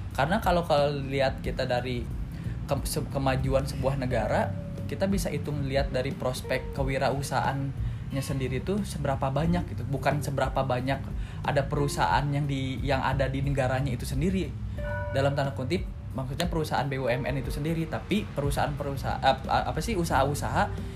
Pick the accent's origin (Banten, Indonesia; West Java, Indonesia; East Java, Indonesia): West Java, Indonesia; Bandung; also born or lived in Jakarta / Padang (parents' origin); lahir di Jakarta, pindah ke Bandung pas SD kelas 2 semester 2